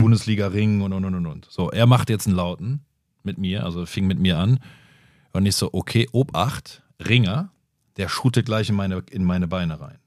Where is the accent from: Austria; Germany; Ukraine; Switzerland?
Germany; Bonn, North Rhine-Westphalia; in Tam Tambusch, wo ich groß geworden bin